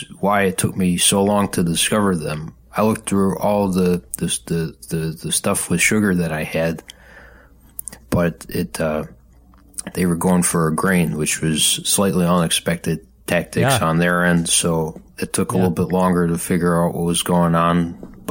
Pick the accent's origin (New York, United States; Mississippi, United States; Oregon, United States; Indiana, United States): New York, United States; Buffalo; Grew up in Buffalo